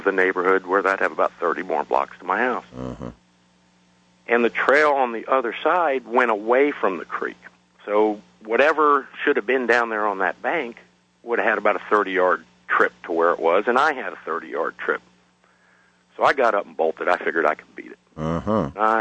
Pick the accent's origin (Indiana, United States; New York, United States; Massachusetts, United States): New York, United States; Freeport; growing up in New York